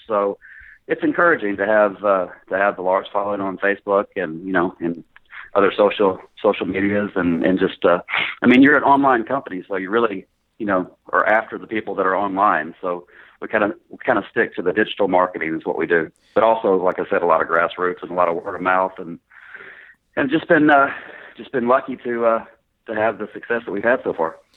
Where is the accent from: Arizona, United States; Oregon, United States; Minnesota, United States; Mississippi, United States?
Mississippi, United States; Greenville; moved away as an adult; also born or lived in Paragould, Arkansas / San Antonio, Texas; now in Little Rock, United States; I actually uh, grew up in Greenville, uh, graduated high school, and went to college there in, in Mississippi